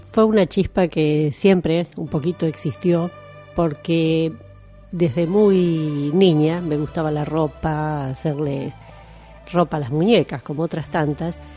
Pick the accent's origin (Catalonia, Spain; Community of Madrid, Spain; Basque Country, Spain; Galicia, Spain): Basque Country, Spain; No somos mejores, pero tampoco somos peores, no somos franceses, no somos españoles, tenemos con ellos en común lo mismo que puede tener un coreano, y bueno, esta era la idea, eh, un poco contar quiénes somos los vascos.